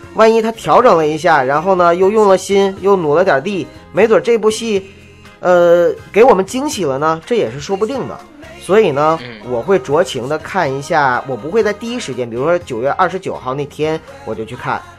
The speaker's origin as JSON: {"language": "Chinese", "region": "Northeast China", "country": "China", "tie": "born or raised there", "said": "而我是东北人"}